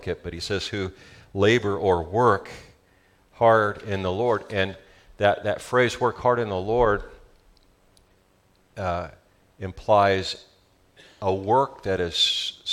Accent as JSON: {"language": "English", "region": "Southern California", "country": "United States", "accent": "Southern California", "said": "That's my Southern California accent"}